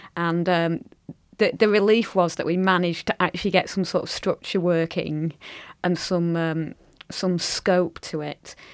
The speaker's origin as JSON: {"language": "English", "town": "Blackburn", "region": "North West England", "country": "United Kingdom", "tie": "born or raised there", "said": "my hometown of Blackburn"}